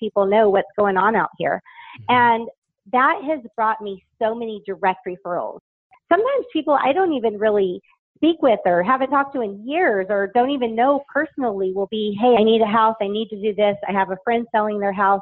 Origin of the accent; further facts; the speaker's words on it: Las Vegas, Nevada, United States; I was born and raised in Vegas